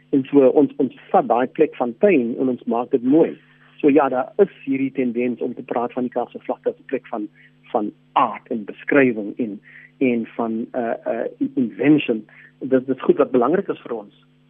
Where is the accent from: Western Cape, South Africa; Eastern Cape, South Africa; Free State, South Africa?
Western Cape, South Africa; Cape Town; ons wat op die Kaapse vlakte groot geword het en geleef het met daai geweld en armoede